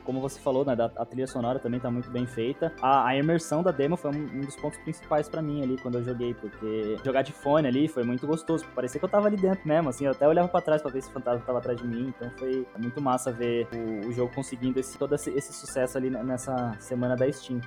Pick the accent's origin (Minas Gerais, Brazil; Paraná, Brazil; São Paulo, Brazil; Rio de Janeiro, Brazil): São Paulo, Brazil; Araraquara; eu cresci em Araraquara, né, uma cidade do interior aqui de São Paulo